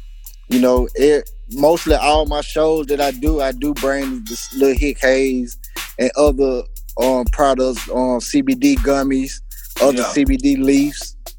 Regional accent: Mobile, Alabama, United States; also born or lived in Richmond, Virginia; I'm originally from Mobile. I was born in Mobile. I moved to Richmond, Virginia. Stayed in Midlothian projects for, you know what I'm saying, a couple years, you know. Yeah, I came back to Mobile when I was like 3 or 4. So, you know, I am a native of Mobile, Alabama

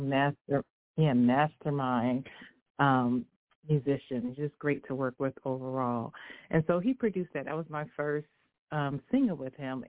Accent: Virginia, United States; now in California, United States; I grew up in Virginia

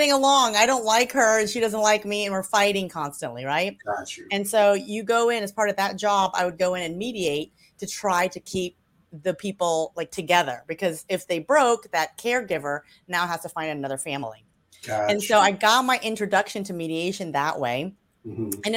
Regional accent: Louisiana, United States; I am originally from Louisiana, the Deep South. And that's where I grew up.

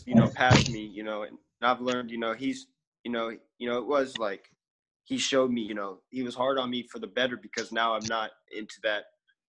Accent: Alabama, United States; I'm from Alabama

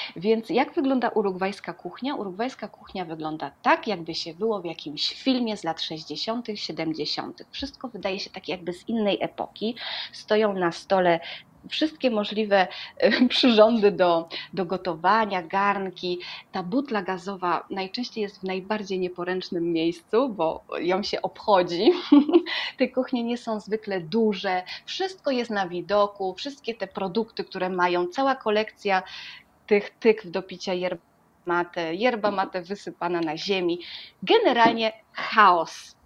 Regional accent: Poland; moved away as an adult; now in Uruguay; jestem z Polski

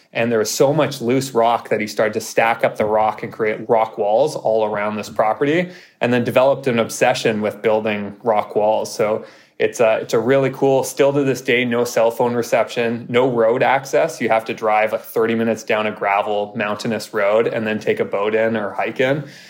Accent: Vancouver, British Columbia, Canada; moved away as an adult; now in Toronto, Canada; I'm from False Creek area in Vancouver. I grew up in Granville Island.

